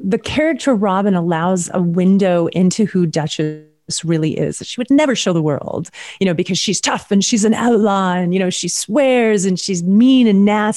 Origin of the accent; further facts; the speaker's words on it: Washington, United States; also born or lived in Montana; now in California, United States; I'm also from Washington State up near Idaho and spent a lot of time in Montana.